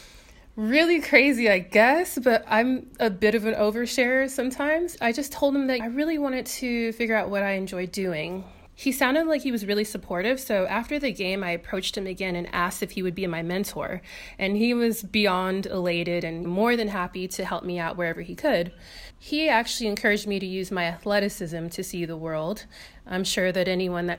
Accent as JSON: {"language": "English", "town": "Inglewood", "region": "California", "country": "United States", "moved": "as an adult", "lives_now": "Perth, Australia", "said": "I'm from Inglewood, California, and I left California at the age of 25"}